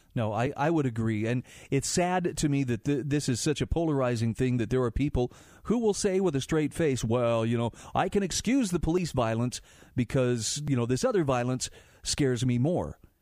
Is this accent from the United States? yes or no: yes; Utah, United States; my home state of Utah